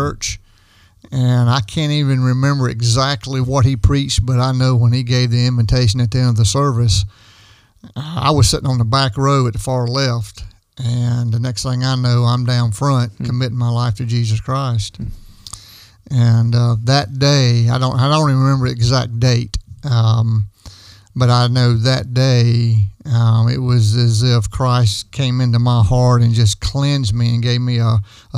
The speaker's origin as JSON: {"language": "English", "town": "Fountain Inn", "region": "South Carolina", "country": "United States", "tie": "born or raised there", "said": "I grew up in Fountain Inn, South Carolina."}